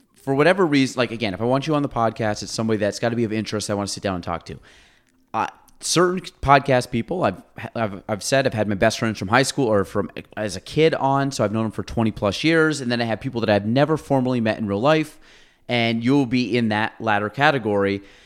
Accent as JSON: {"language": "English", "town": "Chazy", "region": "New York", "country": "United States", "tie": "born or raised there", "said": "I was from Chazy"}